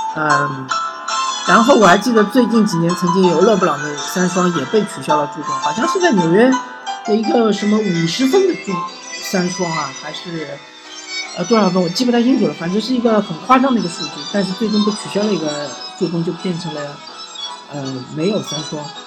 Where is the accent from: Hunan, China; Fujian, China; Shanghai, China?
Shanghai, China; 我作为一个老上海